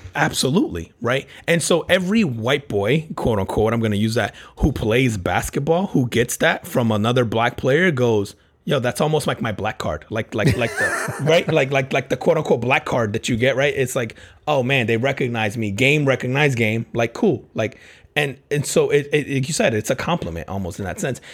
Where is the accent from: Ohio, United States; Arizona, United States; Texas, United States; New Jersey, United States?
New Jersey, United States; I grew up in, in Jersey playing ball on playgrounds